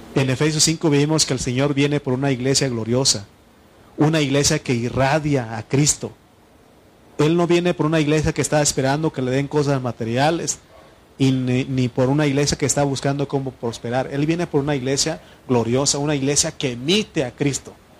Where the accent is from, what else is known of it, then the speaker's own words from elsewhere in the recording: Mexico; also born or lived in State of Mexico; como buen mexicano